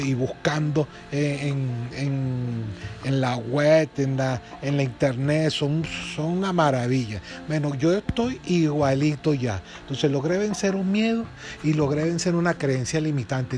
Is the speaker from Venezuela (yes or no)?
yes; Venezuela; de aquí, de mi tierra, Venezuela